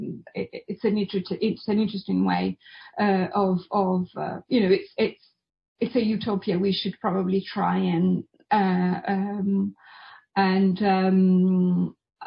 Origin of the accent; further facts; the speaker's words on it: Italy; I was born in Italy